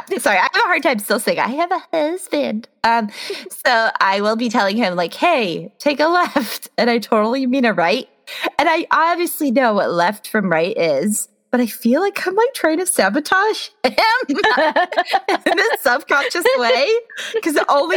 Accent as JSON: {"language": "English", "region": "Midwest", "country": "United States", "lives_now": "Washington, United States", "said": "I am a Midwestern transplant in the Pacific Northwest. I think I can officially say I'm from Washington now because I have lived here like 8, 9 years?"}